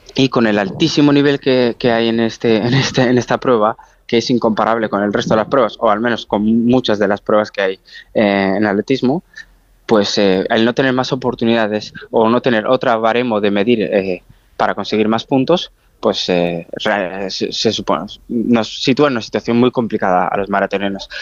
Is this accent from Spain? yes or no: yes; Spain